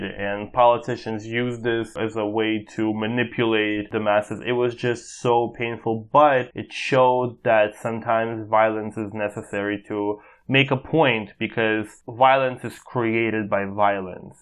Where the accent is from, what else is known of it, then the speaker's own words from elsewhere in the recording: United States; Growing up in the United States